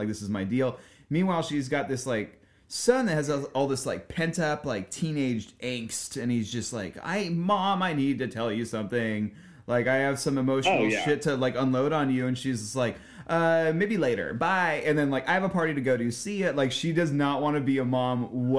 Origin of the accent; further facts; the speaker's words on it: Los Angeles County, California, United States; growing up in Los Angeles County